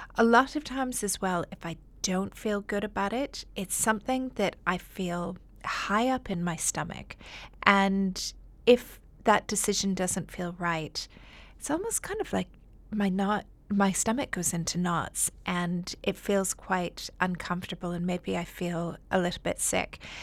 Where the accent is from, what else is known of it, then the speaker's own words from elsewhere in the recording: Canada; moved away as an adult; now in Dubai, United Arab Emirates; Originally, I'm from Canada, but I've been living in Dubai for the past fourteen years